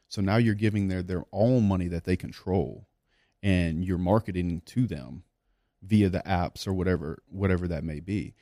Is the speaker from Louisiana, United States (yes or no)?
yes; South Louisiana, United States; I grew up in South Louisiana